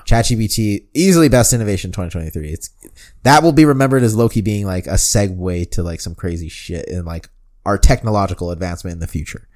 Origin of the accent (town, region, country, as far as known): Denver, Colorado, United States